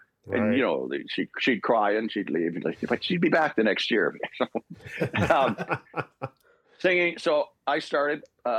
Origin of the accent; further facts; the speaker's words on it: Port Dover, Ontario, Canada; also born or lived in Dublin, Ireland; Barry, Fiona, and myself were born in Ireland, and Rory and Sean were born when we got to Port Dover, because we came right from Dublin, Ireland, to this 3,200 populated people on Lake Erie